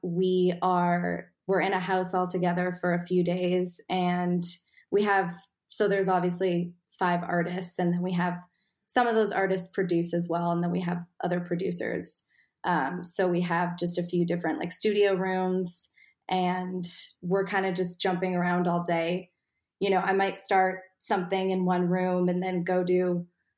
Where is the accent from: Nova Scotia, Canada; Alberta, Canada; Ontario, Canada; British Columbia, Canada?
British Columbia, Canada; Vancouver; I am from Vancouver, Canada.